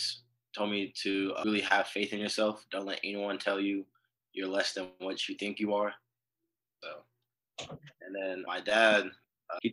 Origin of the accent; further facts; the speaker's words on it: Long Beach, California, United States; moved away as an adult; now in San Marcos, United States; I was born and raised in Long Beach, California